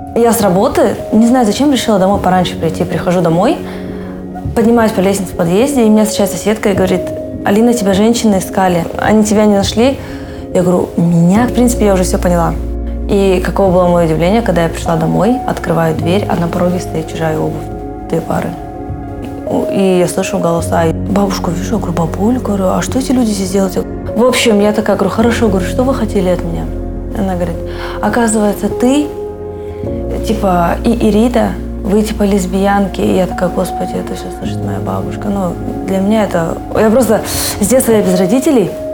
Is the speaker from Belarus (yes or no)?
no; Kazakhstan; Я не казашка, но я очень люблю Казахстан